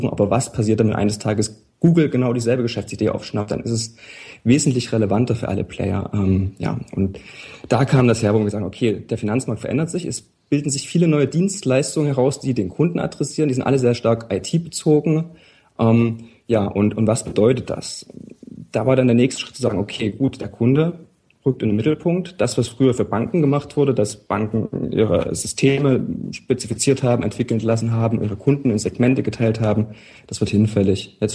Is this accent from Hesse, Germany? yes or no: no; Leipzig, Saxony, Germany; Wie mein Nachname auch suggeriert, ich komme aus Leipzig. bin gebürtiger Leipziger, habe zwischendurch mal einige Zeit im Ausland gelebt